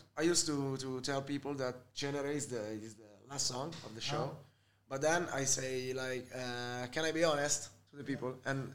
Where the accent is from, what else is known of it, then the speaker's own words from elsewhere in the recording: Milan, Lombardy, Italy; English is a second language; I was born in, you know, near Piazzale Cuoco. It's Zona 4 of Milan.